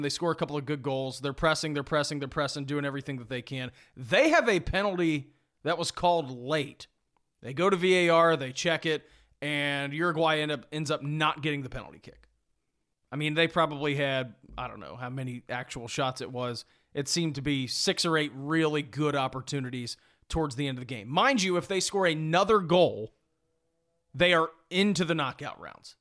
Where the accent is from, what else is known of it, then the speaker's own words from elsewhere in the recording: United States; I'm an American and a Patriot